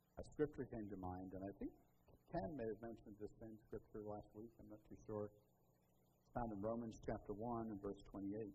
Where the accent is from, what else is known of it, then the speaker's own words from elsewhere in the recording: Liverpool, North West England, United Kingdom; moved away; I tell everybody I'm from Liverpool, but it's just because it's easier, right? That's the, the big city. I was born there. But I mostly grew up on the edge of the metro area.